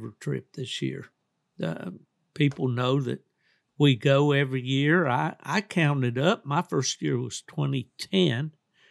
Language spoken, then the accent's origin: English; West Virginia, United States; moved away; a guy that I grew up with back in West Virginia